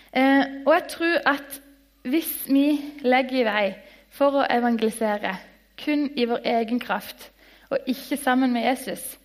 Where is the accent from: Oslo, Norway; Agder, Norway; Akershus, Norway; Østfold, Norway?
Agder, Norway; Lyngdal; jeg kommer fra Lyngdal, en by.